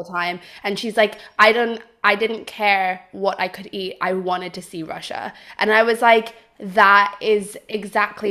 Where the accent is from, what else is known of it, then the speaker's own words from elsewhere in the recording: Switzerland; moved away; I grew up in Switzerland